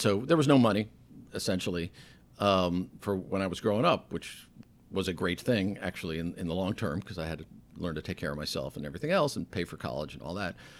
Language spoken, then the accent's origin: English; Stamford, Connecticut, United States; moved away as an adult; I was from Stanford, I had a say, this is my hometown